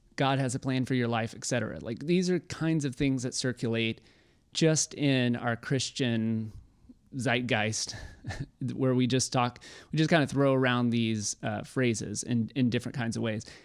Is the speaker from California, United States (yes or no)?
no; Waco, Texas, United States; I'm from Waco, and before Magnolia took over our city